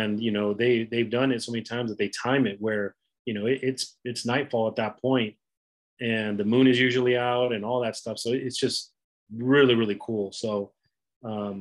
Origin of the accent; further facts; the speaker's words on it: the Bay Area, California, United States; I grew up in the Bay Area, so I'm familiar with it.